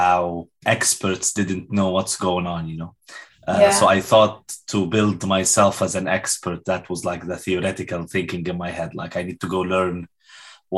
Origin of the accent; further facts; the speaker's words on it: Cairo, Cairo Governorate, Egypt; moved away as an adult; now in United States; I'm Egyptian, born and raised in Cairo.